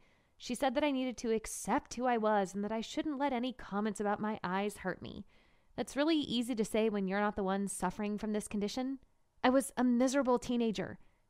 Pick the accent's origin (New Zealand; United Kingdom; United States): United States; Marshalltown, Iowa; born or raised there